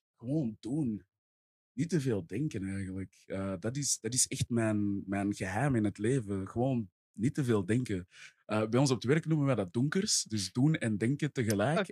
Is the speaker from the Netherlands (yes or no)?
no; Essen, Flanders, Belgium; ik ben zelf van Essen tegen de, tegen de Noorderkempen, tegen Roosendaal